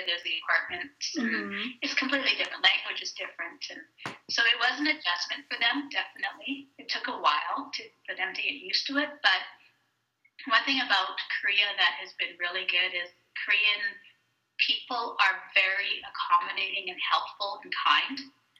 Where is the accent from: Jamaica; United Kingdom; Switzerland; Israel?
Jamaica; moved away; It was a very big change for them, though, because we moved there from Jamaica.